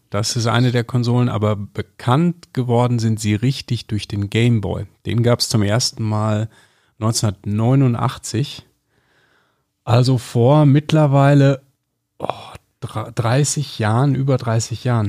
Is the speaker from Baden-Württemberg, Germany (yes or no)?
no; area west of Düsseldorf, North Rhine-Westphalia, Germany; born or raised there; now in Munich, Germany